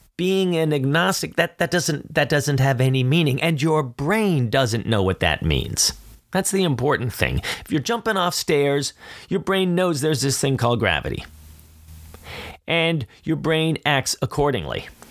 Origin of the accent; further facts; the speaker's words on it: Philadelphia, Pennsylvania, United States; I'm from Philly